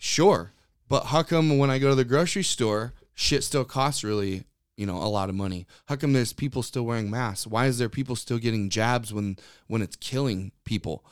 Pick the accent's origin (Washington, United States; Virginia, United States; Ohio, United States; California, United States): Washington, United States; Western; also born or lived in Norway (ancestry); my family has been in this area